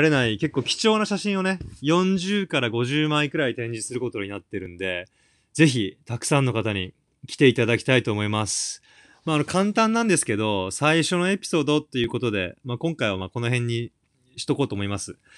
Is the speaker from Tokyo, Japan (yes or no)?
no; Hokkaido, Japan; moved away as an adult; now in London, United Kingdom; 僕は北海道出身で、イギリス・ロンドン在住、もうかれこれ19、20年ぐらい住んでるんですけど